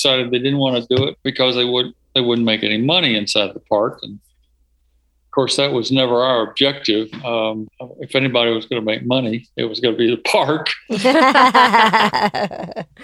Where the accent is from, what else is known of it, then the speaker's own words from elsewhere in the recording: South Alabama, United States; I grew up in South Alabama